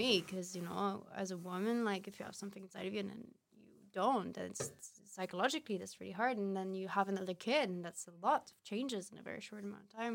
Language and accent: English; Paris, Île-de-France, France; moved away as an adult; now in Amsterdam, Netherlands; when I was growing up in Paris.